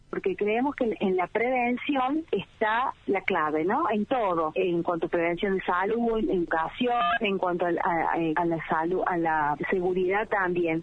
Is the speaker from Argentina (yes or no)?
yes; Argentina; nos divide a los argentinos